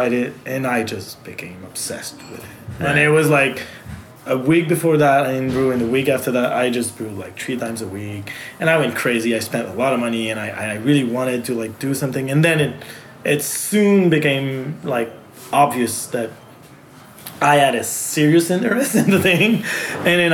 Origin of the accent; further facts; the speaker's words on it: Magog, Quebec, Canada; accent: French; first language French; English is a second language; moved away as an adult; also born or lived in Montreal; now in Magog, Canada; I was born in Magog